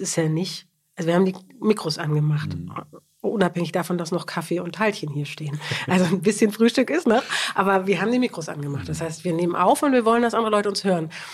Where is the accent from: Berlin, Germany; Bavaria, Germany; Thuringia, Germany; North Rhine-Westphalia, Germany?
Berlin, Germany; moved away as an adult; now in Hamburg, Germany; ich bin Berliner